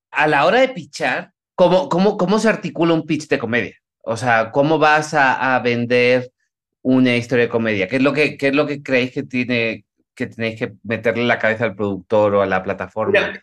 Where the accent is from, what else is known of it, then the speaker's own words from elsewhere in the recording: Spain; yo soy español